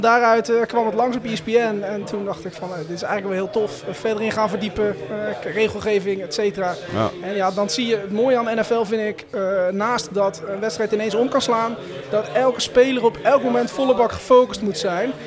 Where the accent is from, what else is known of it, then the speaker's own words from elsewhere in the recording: Gorinchem, South Holland, Netherlands; ik kom uit Gorkum.